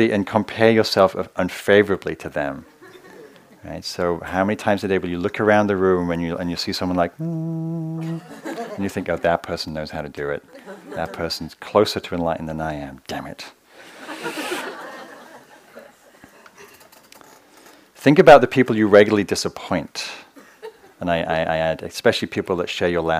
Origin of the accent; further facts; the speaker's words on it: England, United Kingdom; moved away; I come from England, this like incredibly quirky culture